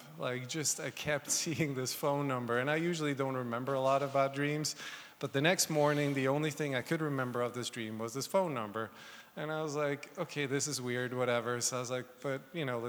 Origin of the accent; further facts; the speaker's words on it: Switzerland; I was born and raised in Switzerland, and I came to America the first time in 96.